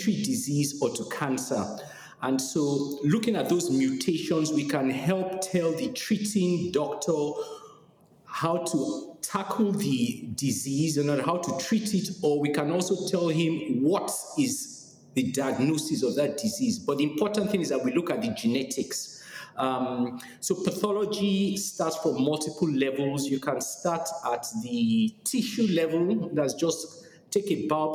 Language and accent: English; Nigeria; accent: Nigerian; moved away as an adult; also born or lived in Alabama, United States / Buffalo, United States / Edmonton, Canada; now in Atlanta, United States; From my accent, you probably know that I'm from Nigeria. So I did my medical school in Nigeria